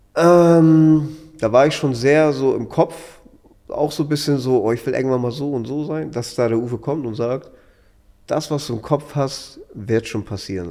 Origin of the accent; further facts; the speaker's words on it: Hamburg, Germany; Ich komme aus Hamburg